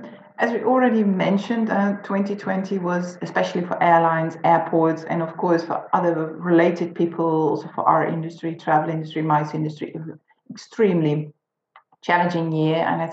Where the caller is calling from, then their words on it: Netherlands; English is a second language; as I'm speaking from the Netherlands, where we are in a full lockdown.